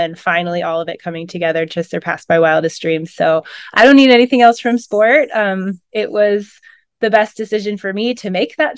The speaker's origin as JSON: {"language": "English", "region": "Pacific Northwest", "country": "United States", "said": "I'm from the Pacific Northwest"}